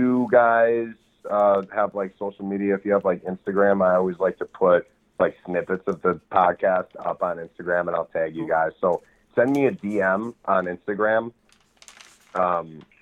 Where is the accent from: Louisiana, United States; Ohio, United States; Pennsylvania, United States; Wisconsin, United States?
Wisconsin, United States; Madison; moved away as an adult; now in Minneapolis, United States; I'm from Wisconsin, Madison, Wisconsin, but I moved to Minneapolis, Minnesota when I was 18.